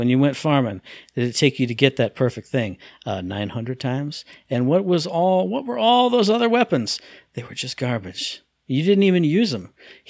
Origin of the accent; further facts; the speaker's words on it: United States; I'm American. I don't think about